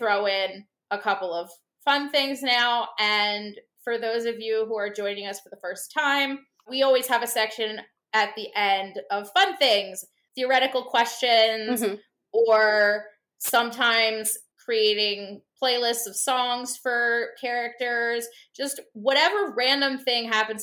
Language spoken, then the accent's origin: English; United States; I'm an American